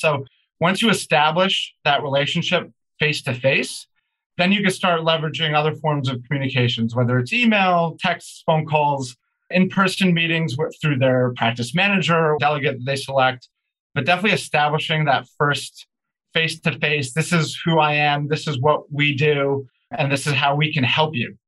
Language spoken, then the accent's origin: English; New Jersey, United States; also born or lived in New York City / Aventura, Florida; So I was born in New York City and lived most of my life in New Jersey